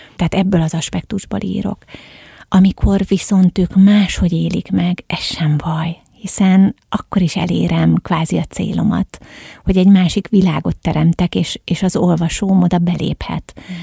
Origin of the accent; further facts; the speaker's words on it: Egyek, Hajdú-Bihar, Hungary; tehát ős egyekiek vagyunk